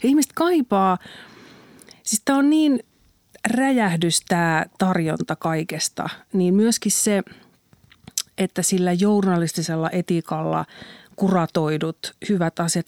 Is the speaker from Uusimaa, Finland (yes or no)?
no; Kannus, Central Ostrobothnia, Finland; olen syntynyt kannuksessa 1971